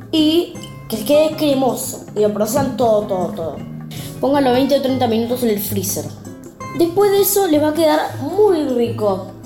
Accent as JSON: {"language": "Spanish", "country": "Argentina", "said": "Y tengo 10 años y soy de Argentina."}